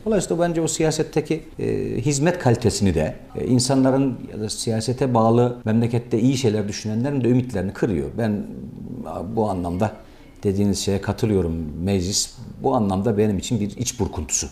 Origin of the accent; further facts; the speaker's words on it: Black Sea Region, Turkey; Ben mizacen e, herhalde Karadenizliyim